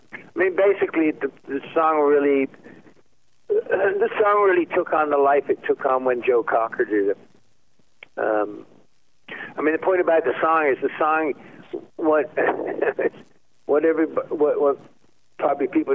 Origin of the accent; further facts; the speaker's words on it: England, United Kingdom; I'm English.